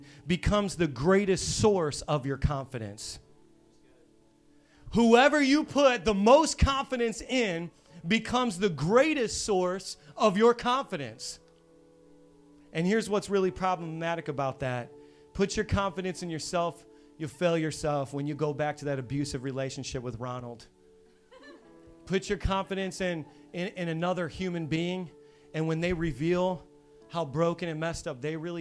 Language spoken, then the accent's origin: English; Hammond, Indiana, United States; moved away; I'm from Hammond, Indiana, which is on the south side of Chicago, on the Indiana side